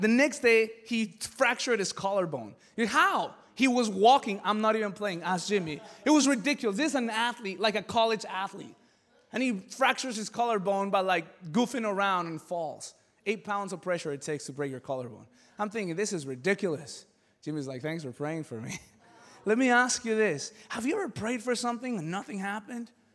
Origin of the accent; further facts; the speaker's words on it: Mexico City, Mexico; moved away; I come from Mexico City